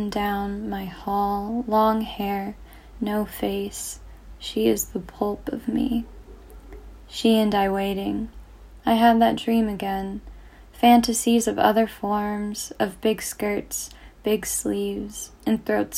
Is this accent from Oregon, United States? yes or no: no; Northern California, United States; I'm from Northern California